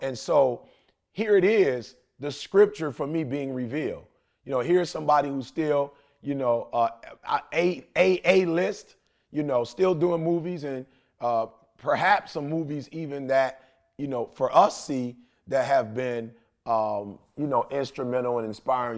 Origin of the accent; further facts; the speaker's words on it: Detroit, Michigan, United States; I'm a kid from Detroit, high school dropout